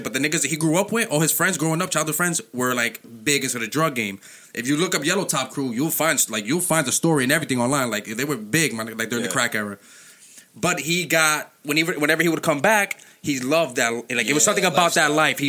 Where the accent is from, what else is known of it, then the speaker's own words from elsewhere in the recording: New York City, New York, United States; Me personally, I'm from Harlem, whatever. I got Dominican parents